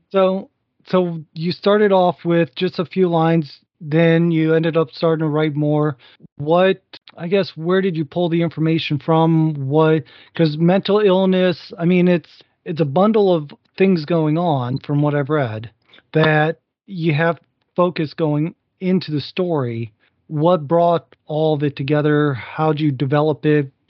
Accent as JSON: {"language": "English", "region": "Northwest Ohio", "country": "United States", "tie": "born or raised there", "said": "I grew up in Northwest Ohio"}